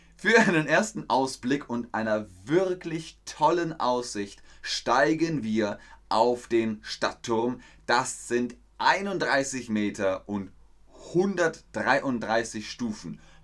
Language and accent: German; Bavaria, Germany; now in Hamburg, Germany; Ich bin ja in Bayern groß geworden, im Süden von Deutschland